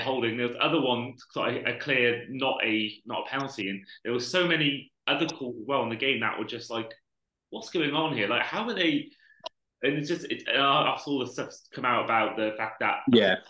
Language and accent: English; Welsh, Wales, United Kingdom; I'm Welsh